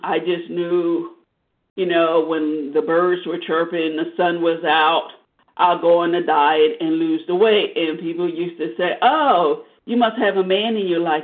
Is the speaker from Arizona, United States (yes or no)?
yes; Arizona, United States; I grew up in Arizona